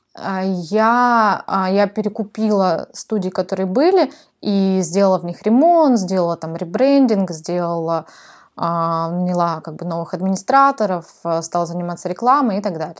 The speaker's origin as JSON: {"language": "Russian", "town": "Novosibirsk", "region": "Novosibirsk Oblast", "country": "Russia", "tie": "born or raised there", "also_born_or_lived": "Kazakhstan / Moscow / Sydney / Melbourne", "moved": "as an adult", "said": "я родилась в Казахстане, а, выросла в Новосибирске, там я закончила школу"}